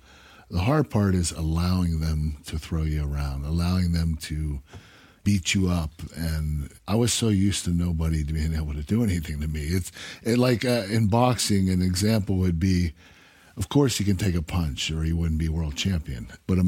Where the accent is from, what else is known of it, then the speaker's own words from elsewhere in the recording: Pittsburgh, Pennsylvania, United States; I was from Pittsburgh, that was Philadelphia.